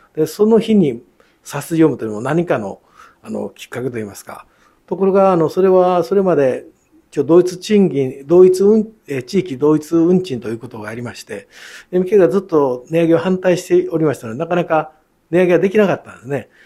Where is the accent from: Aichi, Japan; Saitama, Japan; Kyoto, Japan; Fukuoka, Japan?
Kyoto, Japan; 京都生まれ